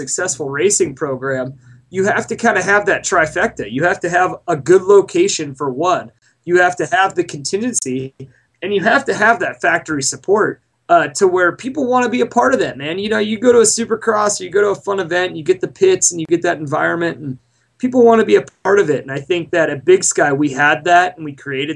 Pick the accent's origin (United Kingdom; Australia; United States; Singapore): United States; Montana; also born or lived in Southern California; now in Idaho, United States; growing up in Montana and being out here in Idaho